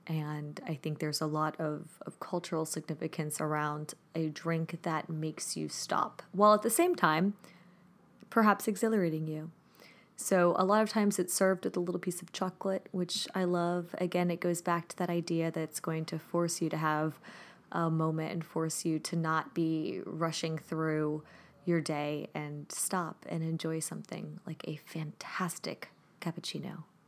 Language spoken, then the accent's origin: English; Germany; moved away; One of my favorites growing up in Germany